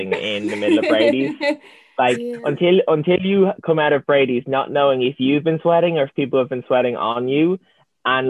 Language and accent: English; Dublin, Leinster, Ireland; I'm from Dublin